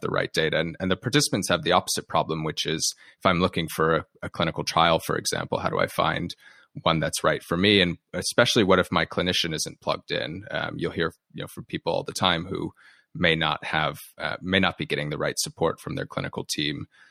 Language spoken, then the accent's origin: English; United States; you and your listeners can tell from my accent, I'm from the U S